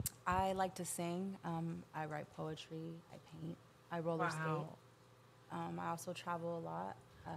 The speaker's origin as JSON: {"language": "English", "town": "Long Beach", "region": "California", "country": "United States", "said": "I am originally from Long Beach, California."}